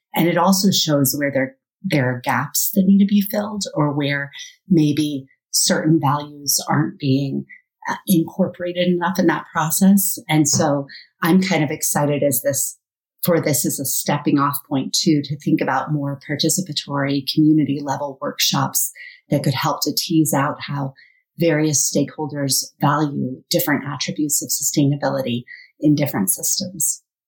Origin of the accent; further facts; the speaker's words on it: Colorado, United States; growing up in Colorado